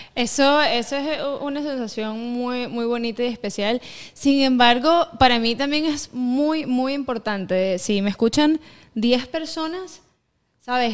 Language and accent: Spanish; Venezuela; also born or lived in eastern Venezuela (birthplace) / Caracas; now in United States; yo soy eh, de Venezuela criollita